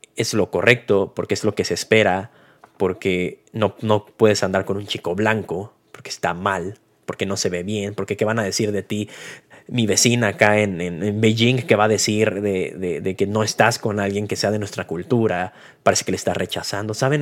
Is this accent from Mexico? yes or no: yes; Mexico; como mexicano